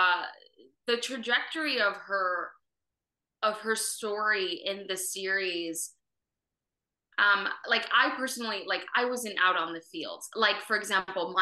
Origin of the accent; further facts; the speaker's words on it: Miami, Florida, United States; I'm a Venezuelan American that was born in Miami